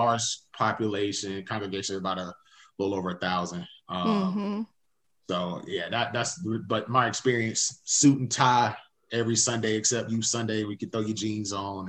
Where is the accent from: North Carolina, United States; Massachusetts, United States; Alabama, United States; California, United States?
North Carolina, United States; Winston-Salem; also born or lived in Charlotte, North Carolina; born and raised in Winston-Salem.